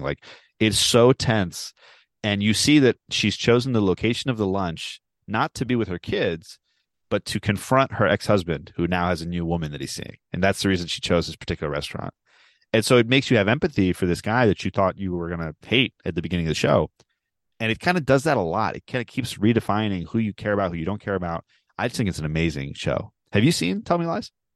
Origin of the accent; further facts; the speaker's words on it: Baltimore, Maryland, United States; I am from Baltimore